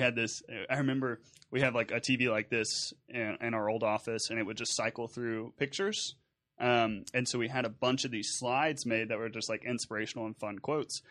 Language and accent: English; Nederland, Texas, United States; my background growing up in Southeast Texas and Nederland